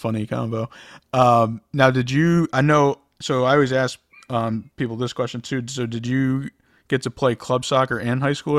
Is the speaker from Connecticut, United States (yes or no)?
yes; Connecticut, United States; So I'm from Connecticut.